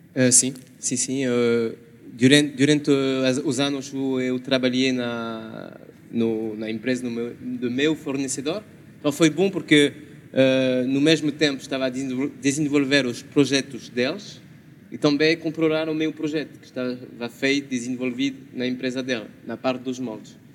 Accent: France; Portuguese is a second language; now in Portugal; sou francês

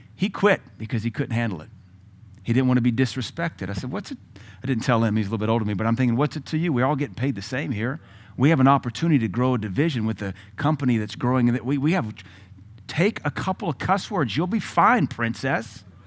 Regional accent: United States; also born or lived in Tennessee / Louisiana; I'm from Louisiana and Tennessee

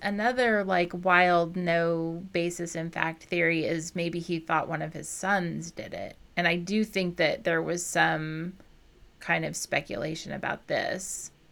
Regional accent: Midwest, United States; I was raised in the Midwest, like, Southern Midwestern

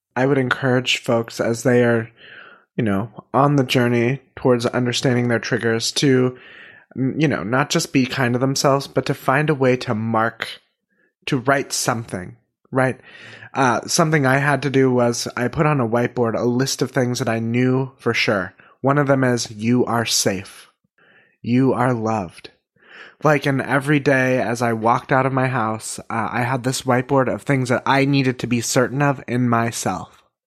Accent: Northern California, United States; we are all from Northern California

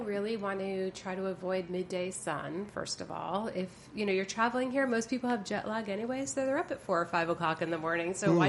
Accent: New Jersey, United States; moved away as an adult; also born or lived in New York; Well, I'm born and raised in New Jersey, and then I moved to New York after high school and went to art school.

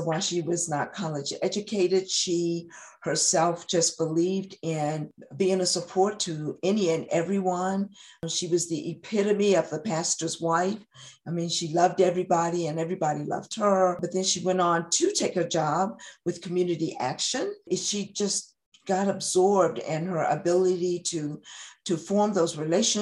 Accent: Christiansburg, Virginia, United States; also born or lived in Roanoke, Virginia / Wythe County, Virginia / Front Royal, Virginia; I was born and raised here in Montgomery County. I was born in Christiansburg, Virginia, and I've lived here the majority of my life.

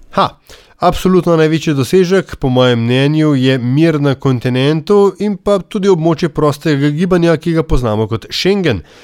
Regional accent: Slovenia; smo Slovenci

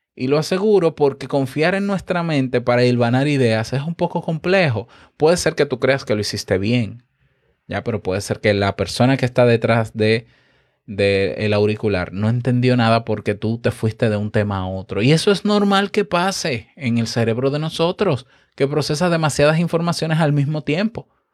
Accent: Dominican Republic; muy bonito para mí que soy dominicano

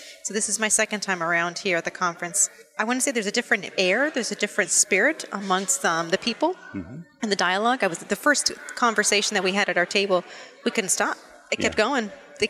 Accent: Southern California, United States; moved away as an adult; now in Washington, D.C., United States; Born and raised in Southern California, and that's where I've been most of my life until I relocated for the position.

